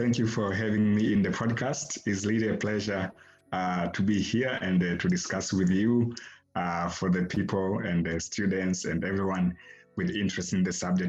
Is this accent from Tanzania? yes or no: yes; Tanzania; moved away as an adult; also born or lived in Amsterdam, Netherlands / Italy; now in Ireland; So I am from Tanzania, and I was born there. I grew up there, and I did my studies in Tanzania for primary, secondary school. And I did my first degree in the University of Dar es Salaam in Tanzania.